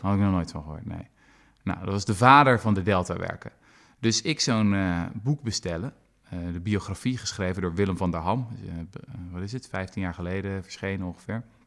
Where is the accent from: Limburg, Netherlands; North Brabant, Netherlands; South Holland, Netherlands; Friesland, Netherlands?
South Holland, Netherlands; Zoetermeer; mijn geliefde Zoetermeer bijvoorbeeld, waar ik ben opgegroeid